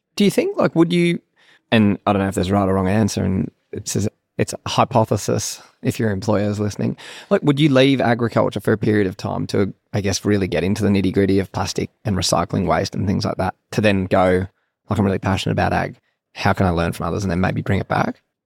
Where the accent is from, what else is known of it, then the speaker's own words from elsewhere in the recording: Sydney, New South Wales, Australia; And so I actually grew up in Sydney, I don't know if, but a Sydney boy.